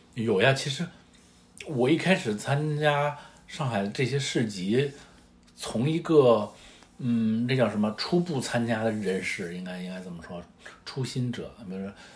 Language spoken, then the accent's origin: Chinese; northern China, China; now in Shanghai, China; 我是北方人